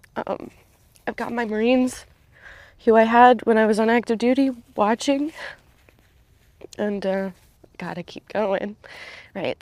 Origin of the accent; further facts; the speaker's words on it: Southern Maryland, United States; moved away as an adult; also born or lived in Vermont; I grew up in Southern Maryland